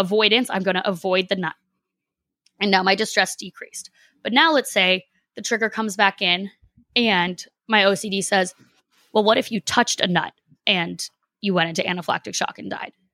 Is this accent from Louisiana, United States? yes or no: no; Boston, Massachusetts, United States; moved away as an adult; also born or lived in Los Angeles; I don't live there now, but, like, I'm from Boston